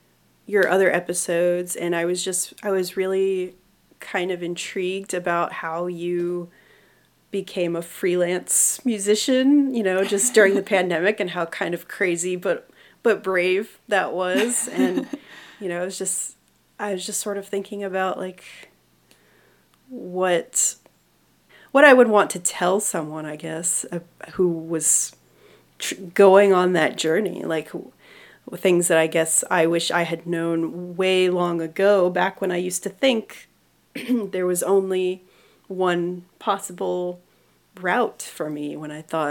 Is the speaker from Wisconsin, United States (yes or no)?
no; Florida, United States; now in Georgia, United States; I'm from Florida originally